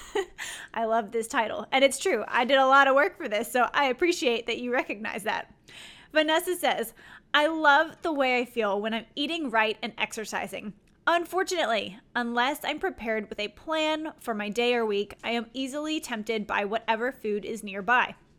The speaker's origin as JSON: {"language": "English", "region": "Louisiana", "country": "United States", "moved": "as an adult", "said": "I'm from Louisiana, so that was out-of-state tuition for me."}